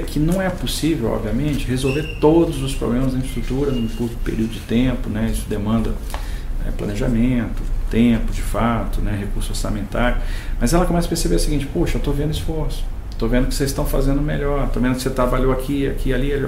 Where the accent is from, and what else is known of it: Brazil